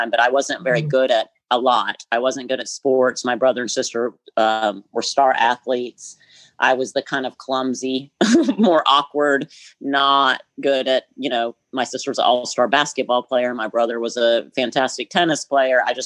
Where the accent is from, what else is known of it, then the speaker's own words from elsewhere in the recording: Greenville, South Carolina, United States; moved away as an adult; also born or lived in Caribbean; I grew up in Greenville, South Carolina, which, you know, is 3 hours north of here.